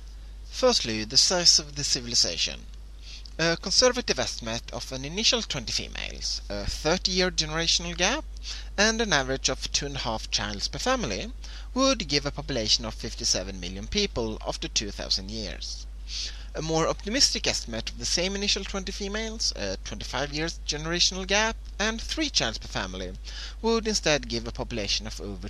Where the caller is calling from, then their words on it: Sweden; I'm calling from Sweden